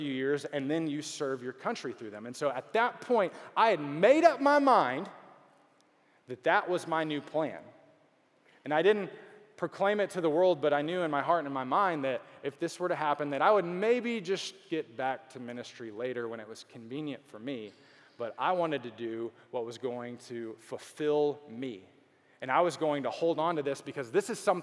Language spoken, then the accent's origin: English; Beaumont, Texas, United States; also born or lived in Dallas, Texas; now in Houston, United States; I grew up in Beaumont, which is not Houston